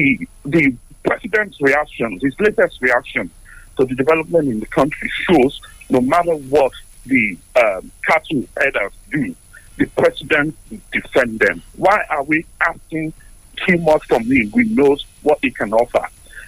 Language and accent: English; Nigeria; we Nigerians